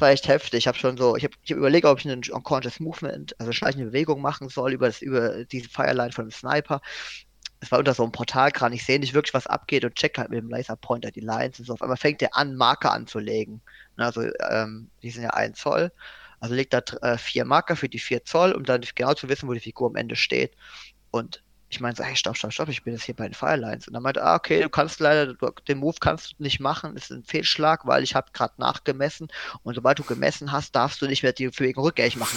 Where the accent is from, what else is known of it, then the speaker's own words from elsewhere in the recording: Germany; als Deutscher